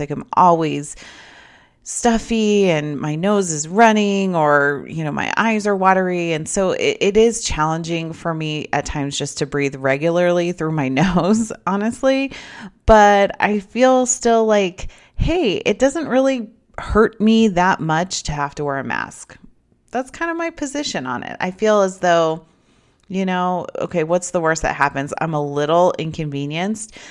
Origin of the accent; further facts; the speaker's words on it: United States; a American citizen